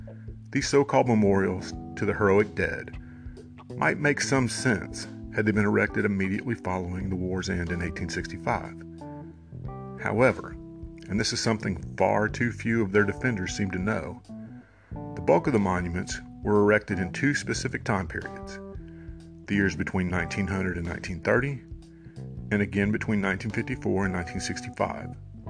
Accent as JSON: {"language": "English", "region": "Texas", "country": "United States", "tie": "born or raised there", "said": "I am a Southerner. I grew up in a post-segregation Texas, still coming to grips with being on the wrong side of the civil rights issue."}